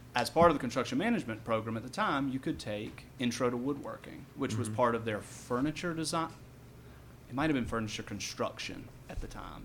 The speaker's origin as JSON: {"language": "English", "town": "Franklin", "region": "North Carolina", "country": "United States", "tie": "born or raised there", "moved": "yes", "lives_now": "Asheville, United States", "said": "I grew up in Franklin, North Carolina, which is um, about hour and 20 minutes west of here"}